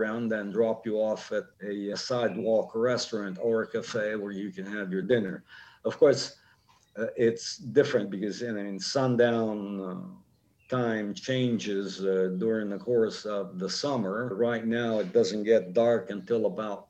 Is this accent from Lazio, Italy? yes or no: yes; Rome, Lazio, Italy; I was born in Rome a long time ago. I grew up in Rome.